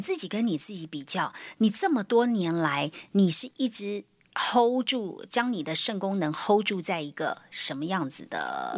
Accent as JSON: {"language": "Chinese", "country": "Taiwan", "said": "我们台湾人已经是全世界洗肾人口最多的"}